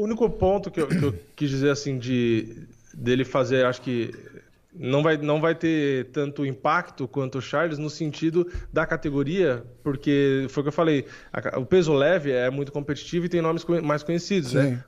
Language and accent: Portuguese; São Paulo, Brazil; also born or lived in Praia Grande; eu nasci aqui em São Paulo